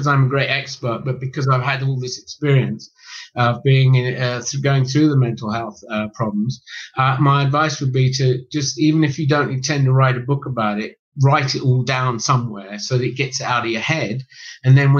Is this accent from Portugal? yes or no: no; England, United Kingdom; a middle class Englishman growing up in England